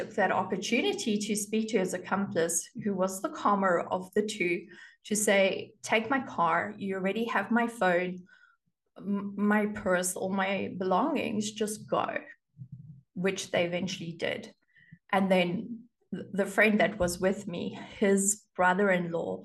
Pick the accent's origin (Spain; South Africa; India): South Africa; I grew up in South Africa and you get your driver's license at the age of 18